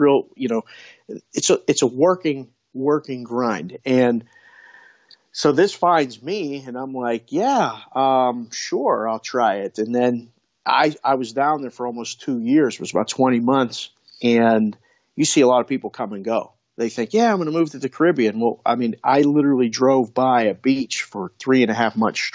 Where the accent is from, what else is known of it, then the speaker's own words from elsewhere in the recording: Pittsburgh, Pennsylvania, United States; moved away; also born or lived in Las Vegas; I was born and raised in Pittsburgh, grew up, born in 1970.